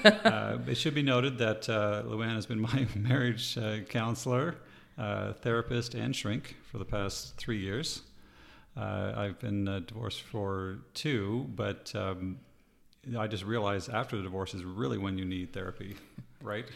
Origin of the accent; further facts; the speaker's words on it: East Coast, Canada; moved away; I'm Canadian, and uh, we're from the East Coast